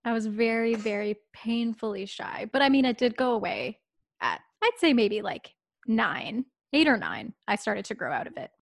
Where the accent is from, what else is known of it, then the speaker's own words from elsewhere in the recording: town outside of Toronto, Ontario, Canada; town outside of Toronto. Um, it's probably about an hour away. I lived there all my life. Like, I never moved as a kid.